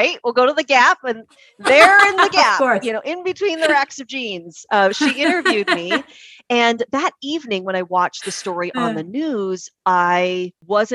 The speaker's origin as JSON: {"language": "English", "town": "Puyallup", "region": "Washington", "country": "United States", "tie": "born or raised there", "also_born_or_lived": "Syracuse, New York / Las Vegas, Nevada", "lives_now": "Seattle, United States", "said": "I was born and raised in Puyallup. Down in Pierce County"}